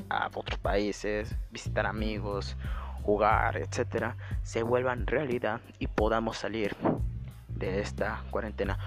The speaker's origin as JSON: {"language": "Spanish", "country": "Mexico", "said": "somos mexicanos"}